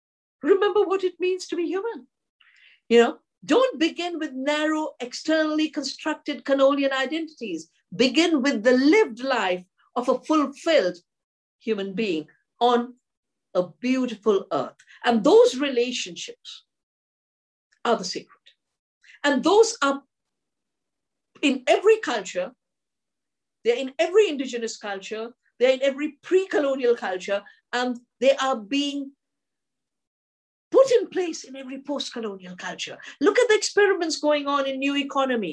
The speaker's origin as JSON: {"language": "English", "town": "Dehradun", "region": "Uttarakhand", "country": "India", "tie": "born or raised there", "said": "I'm from Dehradun, a beautiful part of the Himalaya. And when I was growing up and my parents were very spiritual"}